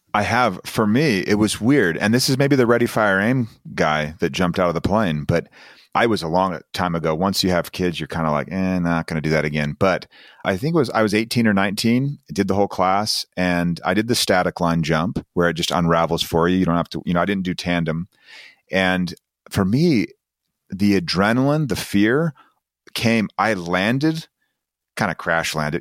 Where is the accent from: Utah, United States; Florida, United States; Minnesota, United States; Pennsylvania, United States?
Utah, United States; I'm coming from Utah